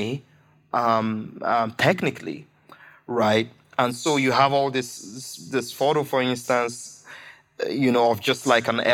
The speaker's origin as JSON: {"language": "English", "country": "Nigeria", "said": "as a Nigerian writer, as a Nigerian, as a black person"}